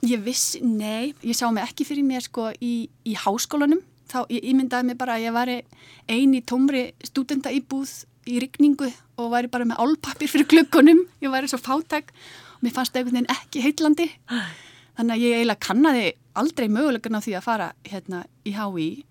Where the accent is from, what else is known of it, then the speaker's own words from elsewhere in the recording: Álftanes, Capital Region, Iceland; ég er alltnisingur. E, fluttið þangað fjör ára